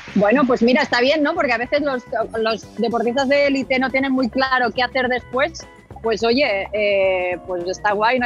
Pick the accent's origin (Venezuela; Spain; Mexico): Spain; Baix Llobregat, Catalonia; yo, que soy de ahí, digamos, toda la vida